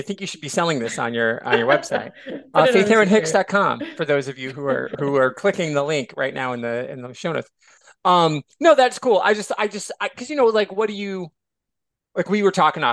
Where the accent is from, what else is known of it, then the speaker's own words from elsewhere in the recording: Michigan, United States; I grew up in Michigan